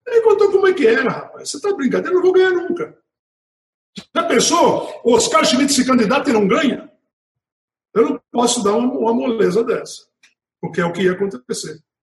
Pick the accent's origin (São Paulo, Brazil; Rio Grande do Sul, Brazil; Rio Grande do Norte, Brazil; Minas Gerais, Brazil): Rio Grande do Norte, Brazil; Natal; nasci em Natal.